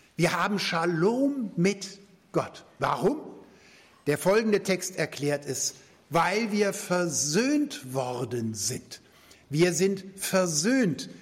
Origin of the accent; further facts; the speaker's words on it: Germany; als Deutsche haben wir lange Zeit nach dem Zweiten Weltkrieg ja gar keinen Friedensvertrag gehabt